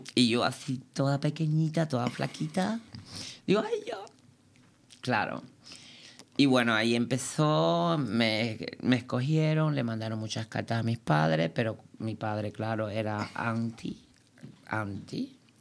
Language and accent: Spanish; Cuba; moved away as an adult; now in Berlin, Germany; pude salir de allí, de Cuba, porque vengo de una familia muy, muy pobre